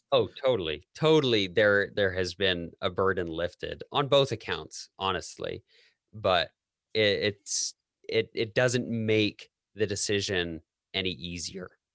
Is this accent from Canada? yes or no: yes; Canada; moved away as an adult; also born or lived in United States; I'm Canadian